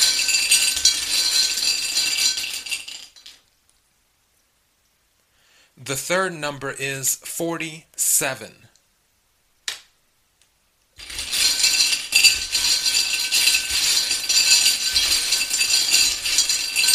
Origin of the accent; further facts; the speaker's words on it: South Carolina, United States; moved away; I'm originally from South Carolina